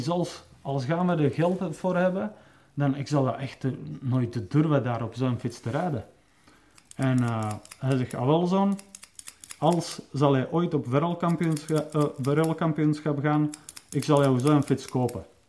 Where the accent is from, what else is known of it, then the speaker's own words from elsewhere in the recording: Czechia; moved away; ik kom dan van Tsjechië